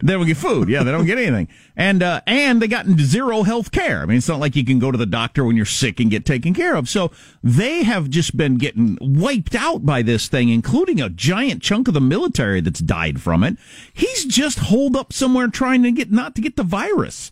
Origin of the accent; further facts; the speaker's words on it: Southwest Kansas, United States; I'm from Southwest Kansas